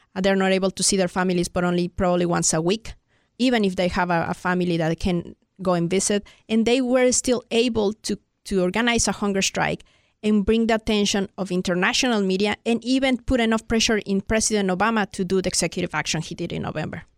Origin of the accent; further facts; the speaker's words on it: Mexico City, Mexico; moved away as an adult; now in United States; I'm from Mexico City